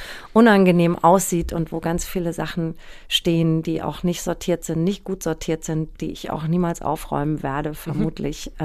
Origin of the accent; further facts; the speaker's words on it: Aschaffenburg, Bavaria, Germany; also born or lived in Hanau; bin in Hanau geboren und ähm, in Aschaffenburg aufgewachsen